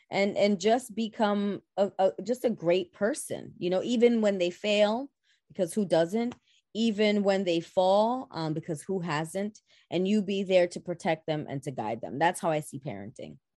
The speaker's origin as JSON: {"language": "English", "town": "New York City", "region": "New York", "country": "United States", "tie": "born or raised there", "said": "born and raised in the Boogie Down Bronx. I am a Bronxite at heart."}